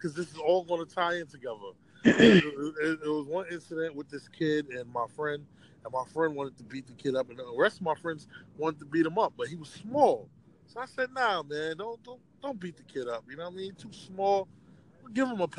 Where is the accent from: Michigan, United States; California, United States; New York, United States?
New York, United States; New York City; also born or lived in Far Rockaway, Queens / Jamaica, Queens; I moved from Far Rockaway, Queens to Jamaica, Queens.